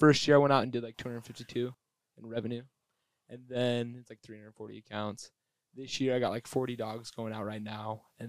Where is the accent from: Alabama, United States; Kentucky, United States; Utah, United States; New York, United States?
Utah, United States; Highland; from Highland, Alpine, Utah, right here in the county.